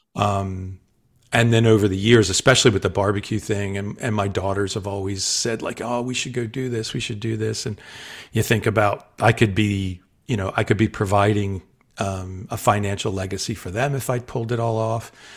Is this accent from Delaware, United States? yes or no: yes; Delaware, United States; also born or lived in South Jersey; my formative years, like junior high, high school, all that, I grew up in Delaware